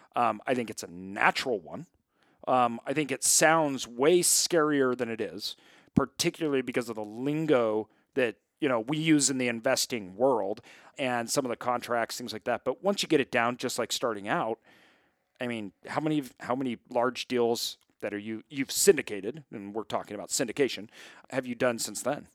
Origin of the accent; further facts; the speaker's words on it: Idaho, United States; I'm from Idaho. I grew up, uh, uh, my whole family comes from farmers